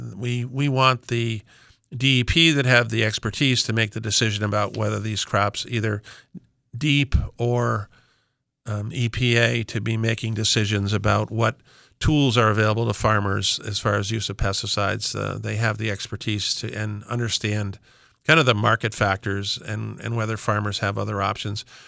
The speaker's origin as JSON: {"language": "English", "town": "Simsbury", "region": "Connecticut", "country": "United States", "said": "I'm from Talbot Farm in West Simsbury. We are, we are, we have been in continuous family operation since seventeen sixty-eight"}